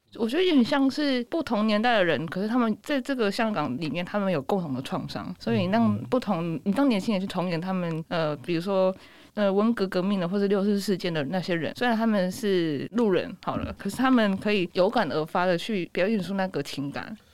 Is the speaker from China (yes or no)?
no; Taiwan; 我身为台湾人，台湾人我不是那么了解香港